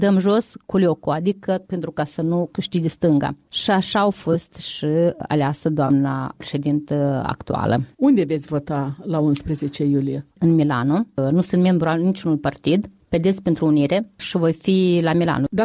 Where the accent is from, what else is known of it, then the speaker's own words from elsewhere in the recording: Romania; Chemarea este pentru că aici ne-am născut. Sunt româncă prin uh, tradiție, prin uh, istorie